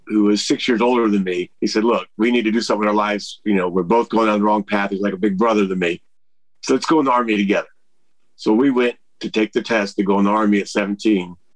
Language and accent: English; California, United States; Most of my life I spent growing up in California